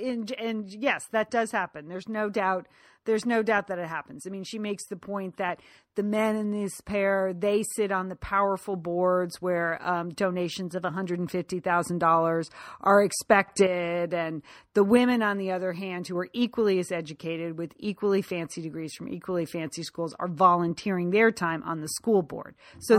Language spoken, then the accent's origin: English; Connecticut, United States; I am from Connecticut, and sometimes my mouth doesn't move in ways other people's mouth moves.